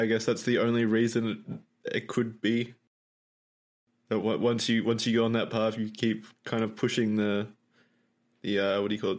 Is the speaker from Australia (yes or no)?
yes; Australia; I'm Australian